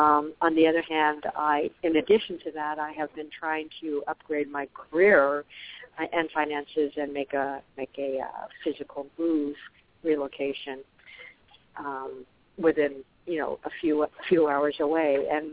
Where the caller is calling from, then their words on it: Arizona, United States; also born or lived in Colorado; I'm actually calling from Arizona, even though my area code is my old number in Colorado.